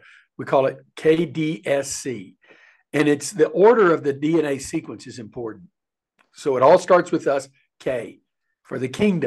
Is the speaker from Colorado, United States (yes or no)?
no; East Texas, United States; I grew up in a little town of 1,000 in East Texas